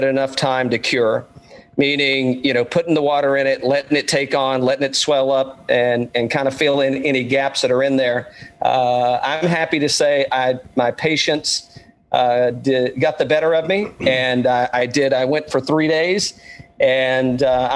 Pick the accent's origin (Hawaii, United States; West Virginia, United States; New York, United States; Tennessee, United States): Tennessee, United States; Greene County, East; moved away as an adult; now in Atlanta, United States; I'm originally from East Tennessee as well. I live in Atlanta now